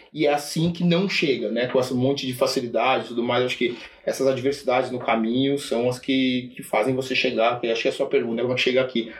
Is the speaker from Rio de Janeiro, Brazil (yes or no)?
no; Sorocaba, São Paulo, Brazil; eu tive uma, uma, uma infância é, longe de São Paulo, longe do centro financeiro. Eu sou, sou de Sorocaba